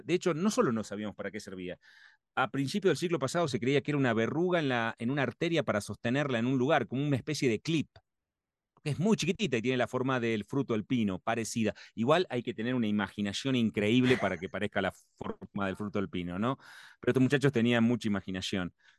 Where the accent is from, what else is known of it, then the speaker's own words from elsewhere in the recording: Argentina; Soy argentino que me formé